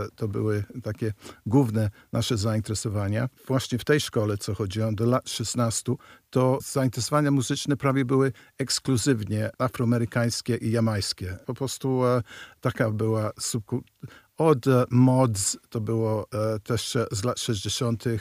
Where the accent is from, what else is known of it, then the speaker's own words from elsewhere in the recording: United Kingdom; moved away as an adult; now in Warsaw, Poland; Pochodzę z Wielkiej Brytanii, gdzie się urodziłem